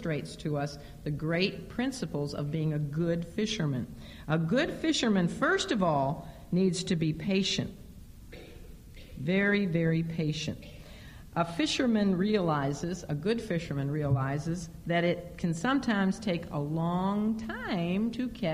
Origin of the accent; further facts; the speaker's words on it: Chicago, Illinois, United States; moved away; growing up in Chicago